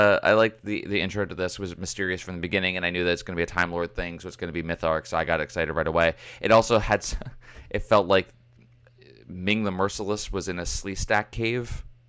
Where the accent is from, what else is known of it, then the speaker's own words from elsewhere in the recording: United States; I'm American